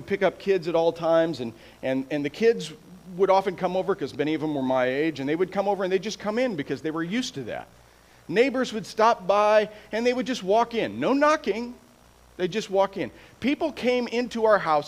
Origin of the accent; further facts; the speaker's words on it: Iowa, United States; now in San Antonio, United States; I was born and raised in Iowa